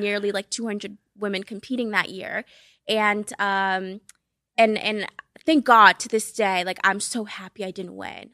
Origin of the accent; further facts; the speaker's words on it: Boston, Massachusetts, United States; English is a second language; moved away as an adult; also born or lived in Cape Verde / New York; I was born in Cape Verde. Uh, it's ten islands off the west coast of Africa, so shout out to my West Africans. Um, and I moved to the U S when I was seven and then grew up in Boston